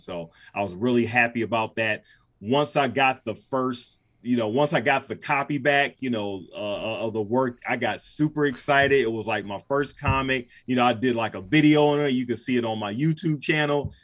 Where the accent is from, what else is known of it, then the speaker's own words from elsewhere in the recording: Cleveland, Ohio, United States; I'm from Cleveland